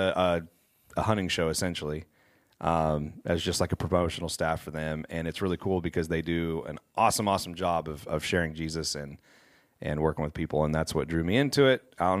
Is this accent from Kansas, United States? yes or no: yes; Kansas, United States; now in Wichita, United States; We're two lifelong friends. We grew up in Western Kansas together.